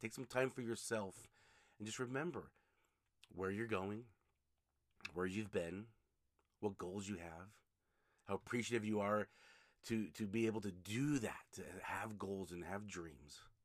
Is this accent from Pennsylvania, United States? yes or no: no; Utah, United States; here in Utah, my home state